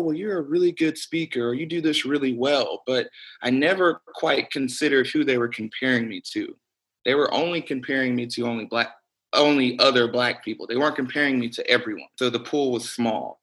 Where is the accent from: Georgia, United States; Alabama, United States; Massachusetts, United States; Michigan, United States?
Alabama, United States; Birmingham; moved away as an adult; now in Austin, United States; growing up in Birmingham, Alabama